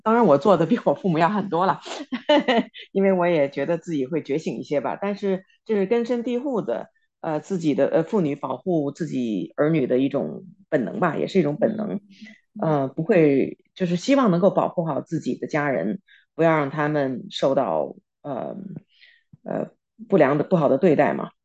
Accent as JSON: {"language": "Chinese", "country": "China", "tie": "born or raised there", "moved": "yes", "lives_now": "United States", "said": "我们在中国长大"}